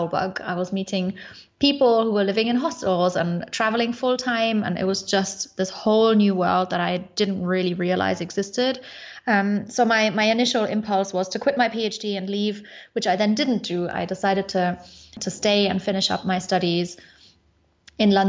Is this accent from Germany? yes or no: yes; Munich, Bavaria, Germany; moved away as an adult; also born or lived in Sofia, Bulgaria; I am originally from Munich in Germany, but I'm currently in Bulgaria in Sofia